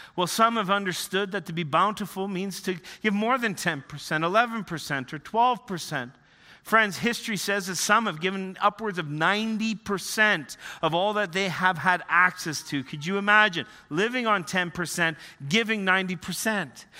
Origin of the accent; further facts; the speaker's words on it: Northern Ontario, Canada; moved away; also born or lived in Western Canada; I grew up in the Canadian Shield, Northern Ontario